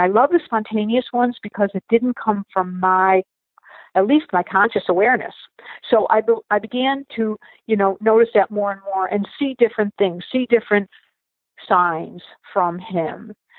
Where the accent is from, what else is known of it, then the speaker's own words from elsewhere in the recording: Michigan, United States; I was from Michigan, visiting a friend on Long Island, staying at a friend's home.